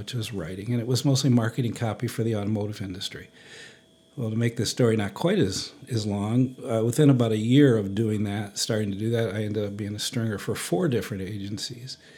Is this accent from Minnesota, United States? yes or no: no; Garden City, Michigan, United States; moved away as an adult; also born or lived in New York / Sandpoint; I grew up in Garden City, Michigan as a poverty, small town kid